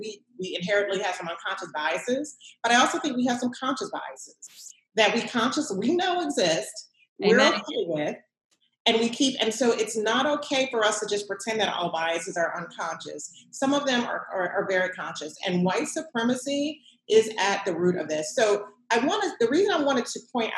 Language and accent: English; New Orleans, Louisiana, United States; also born or lived in Los Angeles, California / Washington, District of Columbia, United States; I was raised in New Orleans